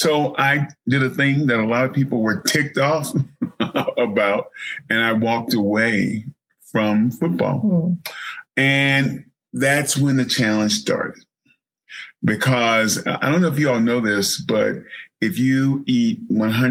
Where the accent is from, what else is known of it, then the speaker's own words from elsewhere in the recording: Mississippi Delta, United States; little baby boy born in the Mississippi Delta